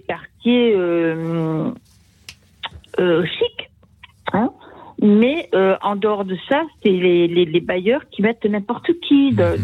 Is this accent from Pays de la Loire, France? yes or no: yes; Sarthe, Pays de la Loire, France; now in Toulouse, France; je retourne dans mon village natal, dans la Sarthe.